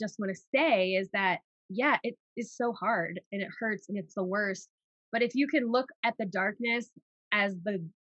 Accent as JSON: {"language": "English", "town": "New York City", "region": "New York", "country": "United States", "moved": "as an adult", "lives_now": "Haleiwa, United States", "said": "I'm like a New Yorker. I spent most of my life in New York City"}